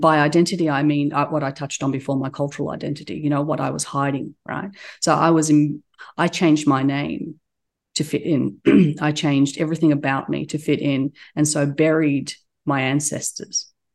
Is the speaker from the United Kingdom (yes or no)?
no; Australia; accent: Australian; also born or lived in Turkey; now in United States; we immigrated to Australia when I was a, a baby. And so I was raised there.